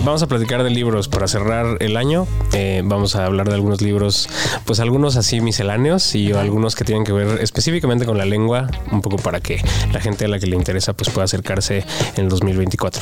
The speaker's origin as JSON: {"language": "Spanish", "country": "Mexico", "said": "yo como lector mexicano"}